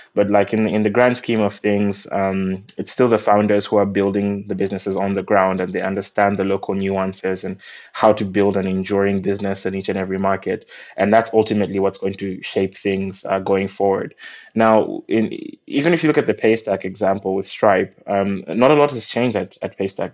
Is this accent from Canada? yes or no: no; Malawi; I'm from Malawi, and we got our independence uh, from the UK in 1964